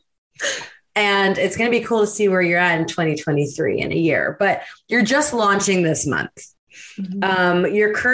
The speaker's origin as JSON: {"language": "English", "country": "Canada", "accent": "Canadian", "said": "my Canadian accent's like Emergeré"}